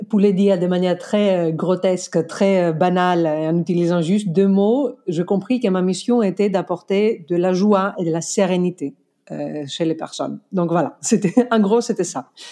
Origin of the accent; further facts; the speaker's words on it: Greece; accent: Greek; French is a second language; moved away as an adult; now in France; je suis grec, je, même pas des origines grecques. Je suis vraiment grec. Je suis venue ici à mes 25 ans pour finir mes études